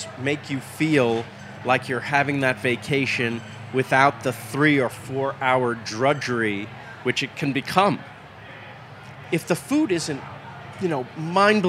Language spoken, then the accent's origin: English; Rockland County, New York, United States; moved away as an adult; also born or lived in Queens, New York / Riverdale, Bronx, New York / Manhattan, New York; now in Los Angeles, United States; I was born in Queens, like our president. And I lived in Riverdale in the Bronx till I was 9, and then Rockland County for most of my childhood through high school